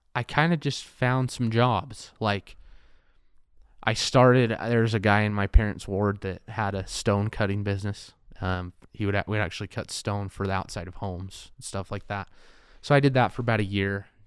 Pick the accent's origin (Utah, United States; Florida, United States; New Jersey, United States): Utah, United States; Payson; also born or lived in Pocatello, Idaho / Price, Utah / California / Orem, Utah; I am from Payson.